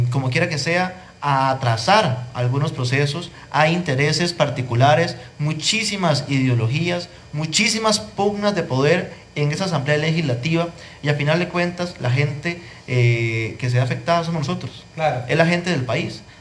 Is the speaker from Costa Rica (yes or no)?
yes; Grecia, Alajuela, Costa Rica; Y usted sabe que los griegos sentimos algo distinto. Los griegos, antes de ser ticos, somos griegos.